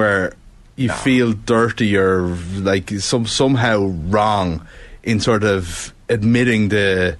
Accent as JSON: {"language": "English", "country": "Ireland", "said": "being an Irish sports fan all your life"}